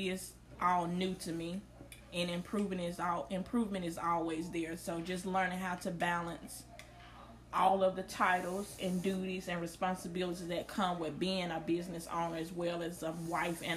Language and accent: English; Greenville, Mississippi, United States; moved away as an adult; now in Oklahoma City, United States; Originally from Greenville, Mississippi. I now reside in Oklahoma City, where I've been for the last 10 years